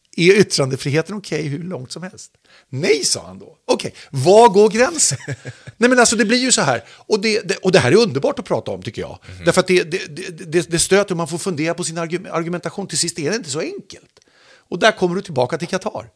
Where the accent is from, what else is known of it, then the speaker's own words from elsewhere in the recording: Sweden; uppvuxen i Sverige som svensk medborgare